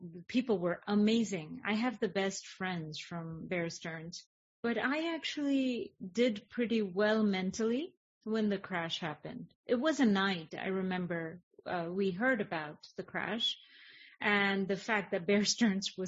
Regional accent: India; moved away; I was raised in India

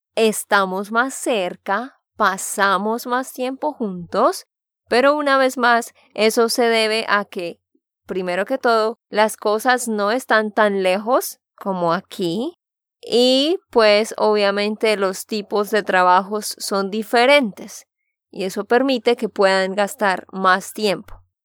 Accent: Santander, Colombia; de Santander, Colombia

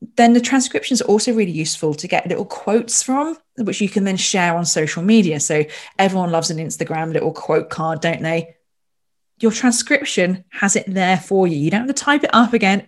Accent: Royal Berkshire, South East England, United Kingdom; I was born in Royal Berkshire

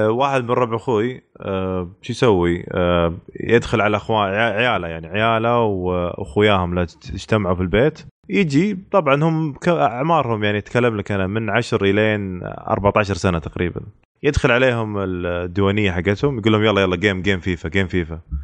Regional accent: Eastern Province, Saudi Arabia; عندنا في الشرقيه

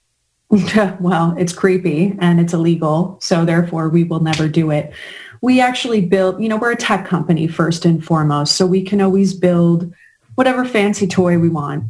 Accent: New York, United States; being a New Yorker

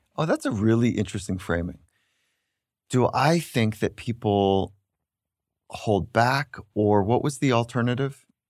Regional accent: Redondo Beach, California, United States; I grew up in the town of Redondo Beach and surfing

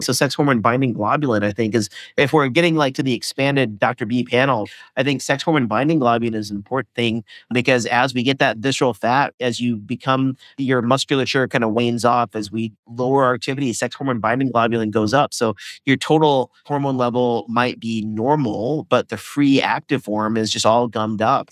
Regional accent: Indiana, United States; I grew up in Indiana

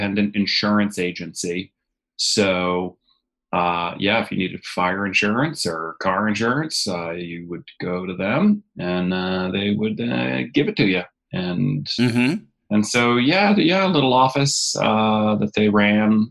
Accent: Marblehead, Massachusetts, United States; moved away as an adult; also born or lived in Los Angeles; I grew up in Marblehead, Massachusetts.

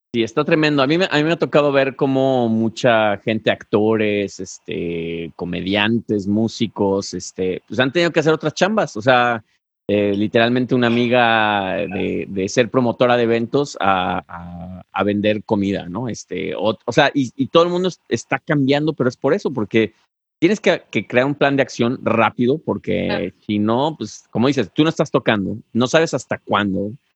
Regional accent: Guadalajara, Jalisco, Mexico; yo soy de Guadalajara

